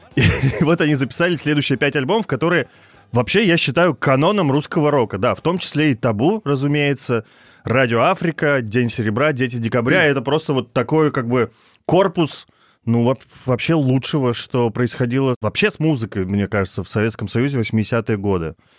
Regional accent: Kirov, Kirov Oblast, Russia; город Киров, мой родной город.

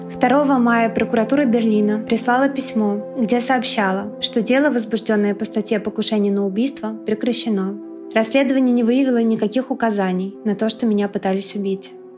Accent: Russia; moved away as an adult; вернуться домой, в Россию. Вся моя работа, вся моя жизнь, мои мама и сестра там

